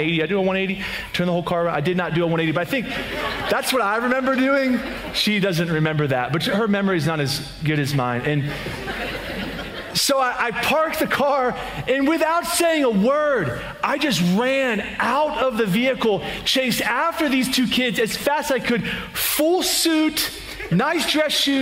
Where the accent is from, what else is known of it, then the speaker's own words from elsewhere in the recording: just outside of Philadelphia, Pennsylvania, United States; moved away; We were actually in Pennsylvania, in my hometown, just outside of Philadelphia, PA